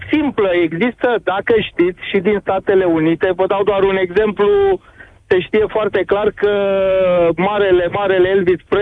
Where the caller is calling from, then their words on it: Constanța, Constanța County, Romania; din Constanța.